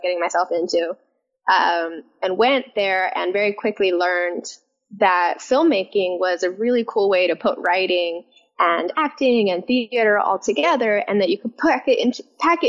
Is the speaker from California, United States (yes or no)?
yes; San Francisco, California, United States; I grew up in the Mission District of San Francisco